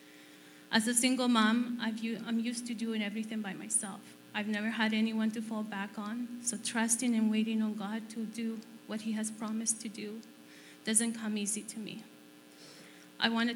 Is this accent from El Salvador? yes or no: yes; El Salvador; moved away as an adult; now in Canada; I was born in El Salvador